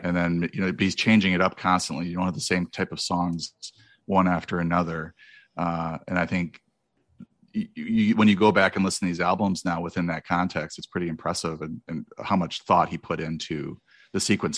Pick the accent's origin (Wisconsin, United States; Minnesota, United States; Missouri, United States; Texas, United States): Wisconsin, United States; moved away as an adult; also born or lived in Memphis, Tennessee; now in California, United States; I grew up in Wisconsin